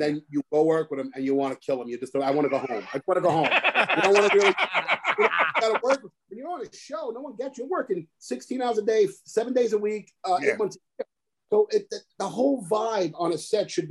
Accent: New York City, New York, United States; moved away as an adult; also born or lived in Harlem / Los Angeles; I grew up in the Bronx

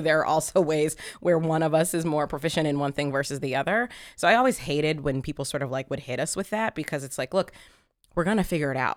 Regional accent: Columbus, Ohio, United States; I grew up in Columbus, Ohio

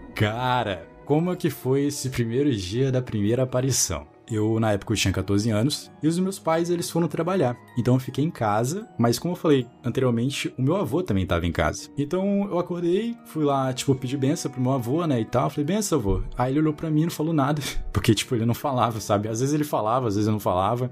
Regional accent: Manaus, Amazonas, Brazil; moved away; also born or lived in Brasília; Eu morei em Brasília durante um bom tempo da minha vida. Eu sou de Manaus.

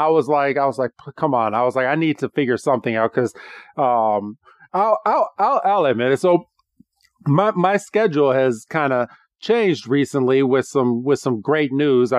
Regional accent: Illinois, United States; we're from the Illinois area

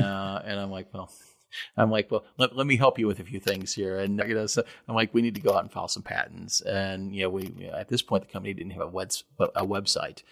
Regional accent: Kentucky, United States; also born or lived in Lexington; I grew up in Kentucky

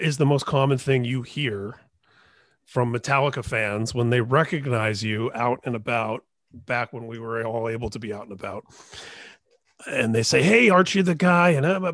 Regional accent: Indiana, United States; moved away as an adult; now in California, United States; I grew up in Indiana. I've been in California 20 years

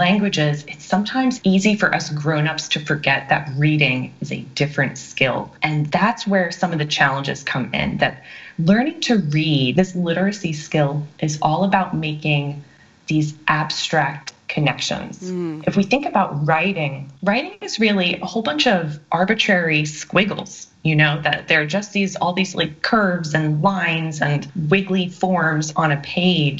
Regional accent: North Carolina, United States; also born or lived in Long Island, New York; me moving to North Carolina when I was 9

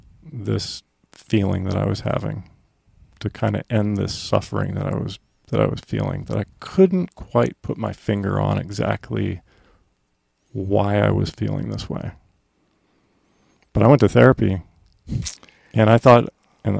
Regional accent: Effingham, Illinois, United States; born there; I was born in Effingham, Illinois.

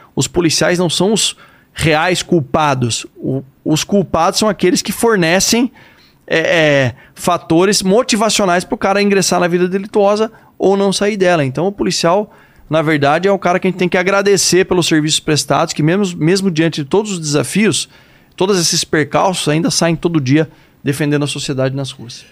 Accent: Sorocaba, São Paulo, Brazil; accent: caipira; Eu nasci, cresci em Sorocaba

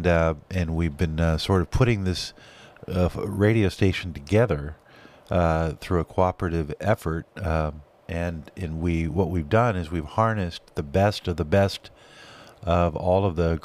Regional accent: California, United States; now in Montana, United States; growing up in America and California

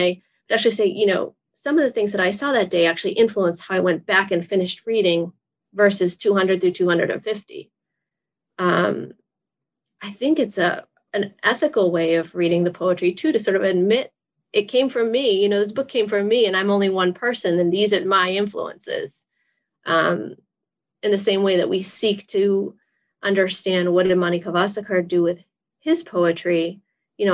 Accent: Massachusetts, United States; I'm from Massachusetts

